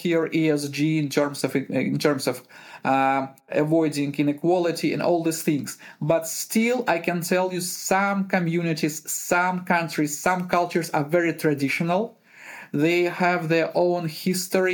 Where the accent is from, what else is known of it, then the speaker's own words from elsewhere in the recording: Uzbekistan; also born or lived in Ukraine / Kazakhstan / Russia / Germany; now in Netherlands; Originally, I'm from Uzbekistan.